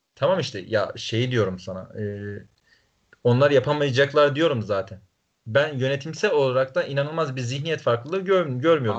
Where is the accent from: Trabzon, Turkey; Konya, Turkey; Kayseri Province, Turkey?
Trabzon, Turkey